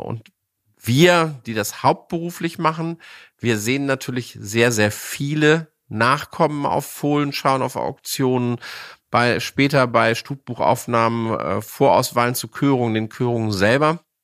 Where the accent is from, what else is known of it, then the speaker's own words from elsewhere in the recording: Hänigsen, Lower Saxony, Germany; Ich bin ja noch in Zeiten groß geworden, wo es die Deckstelle bei uns vor der Haustür Henigsen gab